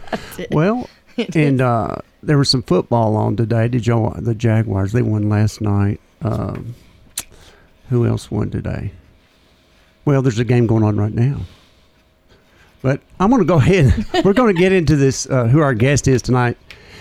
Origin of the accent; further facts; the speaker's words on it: Murfreesboro, Tennessee, United States; we're both from Murfreesboro, the fact that we went to campus school.